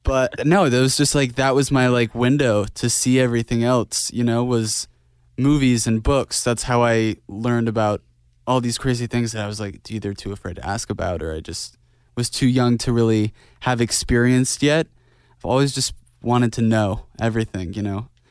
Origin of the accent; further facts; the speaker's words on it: Idaho, United States; Growing up in Idaho, everything was very quiet